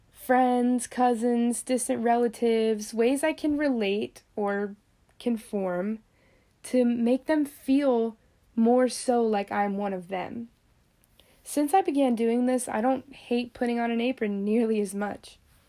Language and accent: English; Florida, United States; accent: northern; Though I'm from Florida, most say I have more of a northern accent, which I love because I hate this furnace of a state.